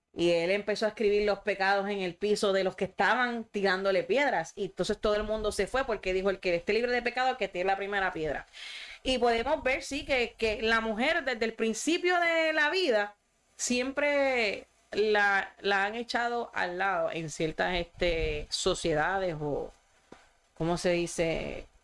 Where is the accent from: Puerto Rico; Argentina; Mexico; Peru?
Puerto Rico; Sabana Grande; somos de Sabana Grande